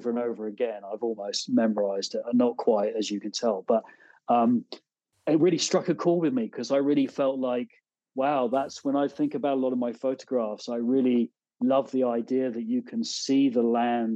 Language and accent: English; Devon, South West England, United Kingdom; moved away as an adult; also born or lived in Exeter / London / Ghent, New York; now in upstate New York, United States; I'm from Devon originally, and I didn't grow up on a farm, but we certainly were surrounded by them